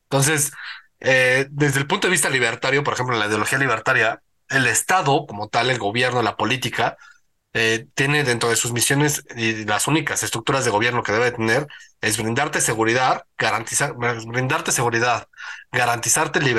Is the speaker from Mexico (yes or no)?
yes; Mexico; Yo pero yo soy mexicano y esta en mi propio.